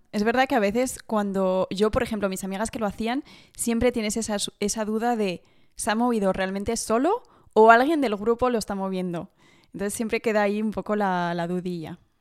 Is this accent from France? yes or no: yes; Paris, Île-de-France, France; soy francesa, como decían así, que he, bueno, he nacido en París, eh, pero mis dos padres son españoles